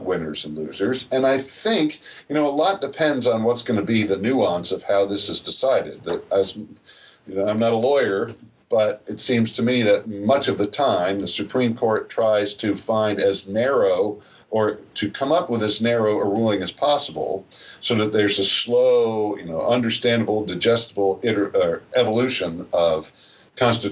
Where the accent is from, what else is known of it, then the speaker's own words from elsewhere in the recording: New Jersey, United States; I'm from New Jersey